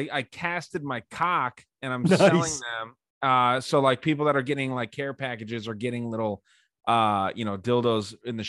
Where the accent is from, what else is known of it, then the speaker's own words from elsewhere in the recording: Tucson, Arizona, United States; being here in Tucson, and this is the only city I've ever lived in.